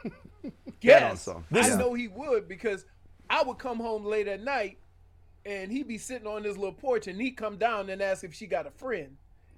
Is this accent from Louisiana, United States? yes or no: yes; New Orleans, Louisiana, United States; I'm from New Orleans.